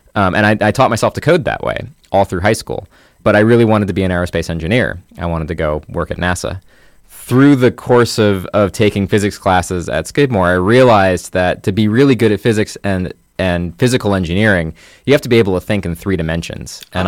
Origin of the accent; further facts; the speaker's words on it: Bloomington, Indiana, United States; also born or lived in Hartford; Yep. I don't really remember anywhere else.